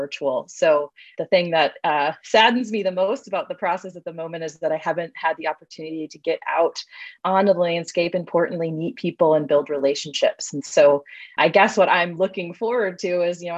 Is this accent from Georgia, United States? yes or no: no; Wisconsin, United States; now in Minnesota, United States; I grew up in Wisconsin, so still a Midwesterner, but not a Minnesotan